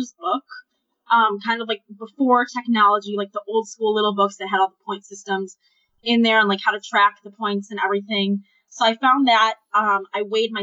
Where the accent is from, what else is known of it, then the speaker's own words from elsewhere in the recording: Ann Arbor, Michigan, United States; I'm 24 years old, and I am from Ann Arbor, Michigan